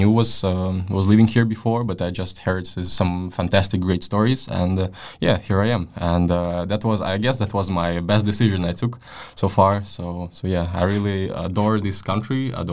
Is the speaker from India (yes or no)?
no; Latvia; moved away as an adult; now in Denmark; I was born in Latvia and raised in a Russian-speaking family